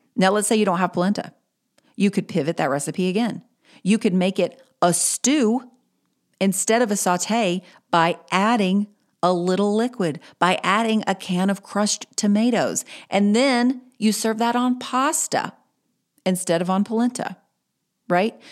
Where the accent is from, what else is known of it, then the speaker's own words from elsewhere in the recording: Greensboro, North Carolina, United States; I will have had a launch party in my hometown in Greensboro, North Carolina